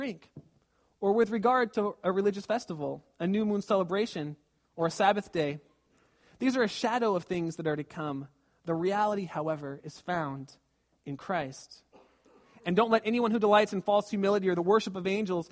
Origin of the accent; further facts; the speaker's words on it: Southern California, United States; moved away; I was raised in Southern California, going to the beach all the time